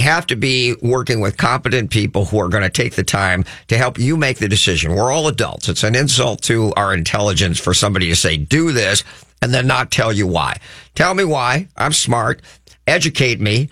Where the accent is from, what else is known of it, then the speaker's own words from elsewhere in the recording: Crookston, Minnesota, United States; I'm from a small town, or at least spent a lot of time growing up in Crookston, Minnesota